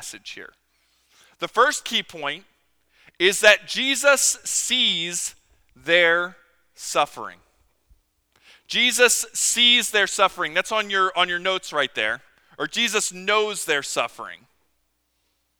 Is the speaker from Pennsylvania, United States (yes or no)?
yes; Philadelphia, Pennsylvania, United States; growing up in Philadelphia